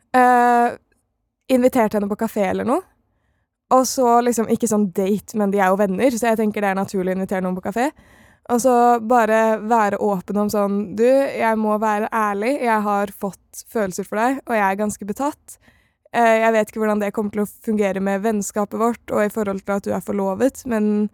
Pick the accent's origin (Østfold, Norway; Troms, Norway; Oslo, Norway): Oslo, Norway; jeg er fra Oslo